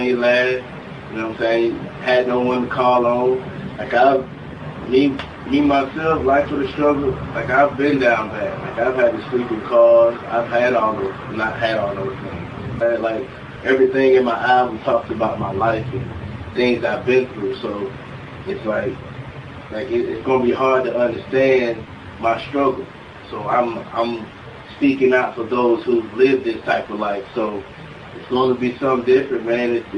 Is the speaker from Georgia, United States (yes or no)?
yes; Atlanta, Georgia, United States; also born or lived in Ohio; I grew up in Atlanta, Georgia, like in Decatur, Zone 6